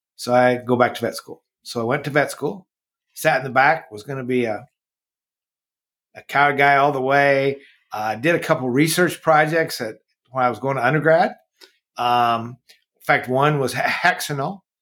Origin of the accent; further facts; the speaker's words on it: Marshalltown, Iowa, United States; we moved there when I was like 13